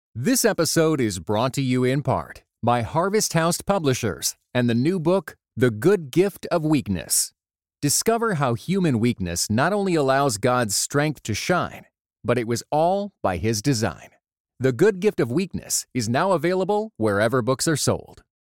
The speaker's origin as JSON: {"language": "English", "country": "Australia", "also_born_or_lived": "Sydney", "accent": "Australian", "moved": "as an adult", "lives_now": "Wheaton, United States", "said": "my accent has got more Australian in the year that I've been here"}